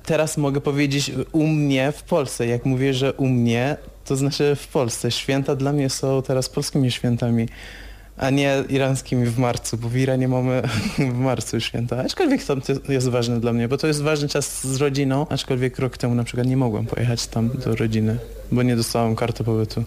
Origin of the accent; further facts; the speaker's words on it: Iran; Polish is a second language; moved away as an adult; now in Poland